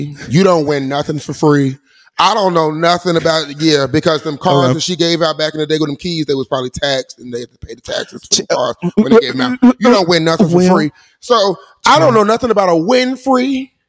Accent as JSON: {"language": "English", "town": "Opa-locka", "region": "Florida", "country": "United States", "said": "I'm from Oprah-Locka, home of the choppers."}